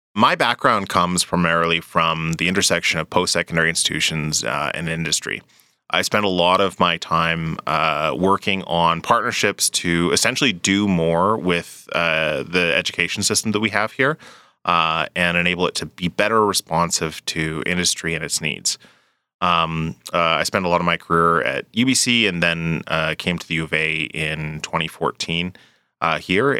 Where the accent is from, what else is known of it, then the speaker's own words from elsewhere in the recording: Edmonton, Alberta, Canada; moved away; also born or lived in British Columbia; I grew up in Edmonton. I, I actually, it was a return home